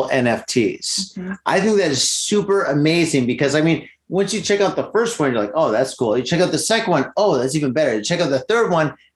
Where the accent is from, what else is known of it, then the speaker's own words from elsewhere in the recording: United States; I'm American